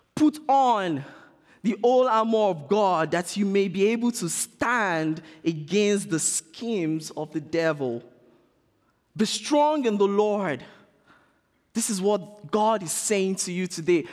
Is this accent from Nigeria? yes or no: yes; Nigeria; I'm being Nigerian right now.